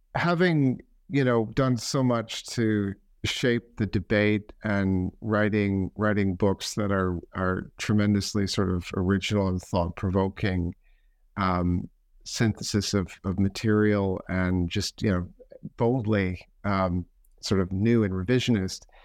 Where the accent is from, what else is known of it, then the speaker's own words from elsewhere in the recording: Canada; now in United Kingdom; I'm a Canadian looking at Canada now from the British vantage point.